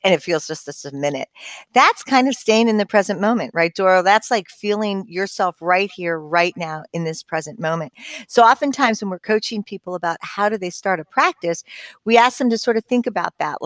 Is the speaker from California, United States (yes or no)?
yes; Southern California, United States; I was born and raised in Southern California.